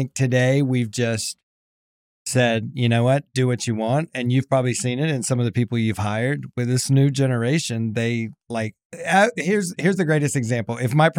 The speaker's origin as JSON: {"language": "English", "region": "South Carolina", "country": "United States", "tie": "born or raised there", "said": "Imagine growing up in South Carolina, two-star general for a dad and a general contractor."}